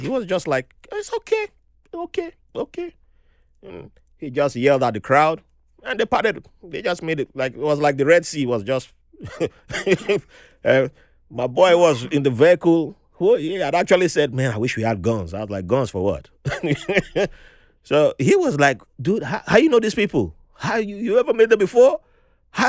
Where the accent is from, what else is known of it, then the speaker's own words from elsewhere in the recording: Nigeria; moved away; I grew up in Nigeria